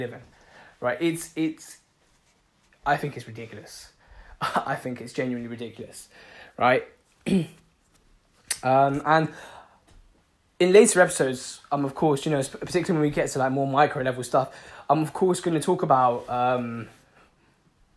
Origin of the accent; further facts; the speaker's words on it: London, United Kingdom; I'm from London